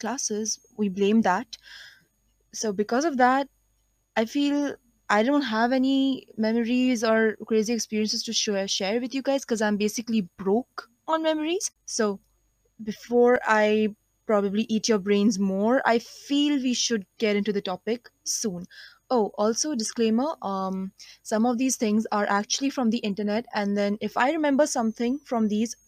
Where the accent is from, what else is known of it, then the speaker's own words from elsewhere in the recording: India; I am an Indian, 17 years old